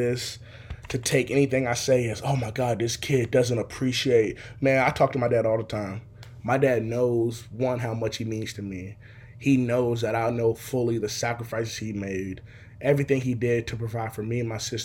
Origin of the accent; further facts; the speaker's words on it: Seattle, Washington, United States; I'm from Seattle, Washington. Still here to this day